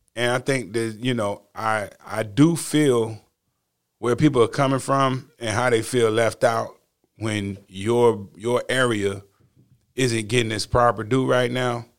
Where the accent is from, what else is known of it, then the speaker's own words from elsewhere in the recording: the South, United States; I'm from the South